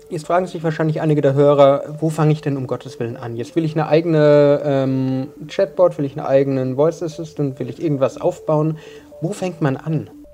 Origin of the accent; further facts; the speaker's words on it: Munich, Bavaria, Germany; Als Münchner